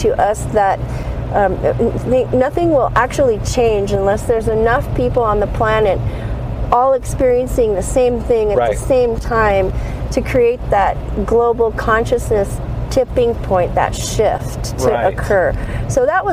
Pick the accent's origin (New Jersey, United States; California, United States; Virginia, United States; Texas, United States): California, United States; moved away; also born or lived in Los Angeles / Switzerland; I'm from California. I grew up on the ocean in California, and then moved to Los Angeles